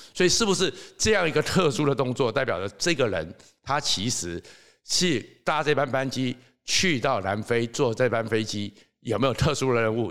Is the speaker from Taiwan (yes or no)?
yes; Taiwan; 我们台湾人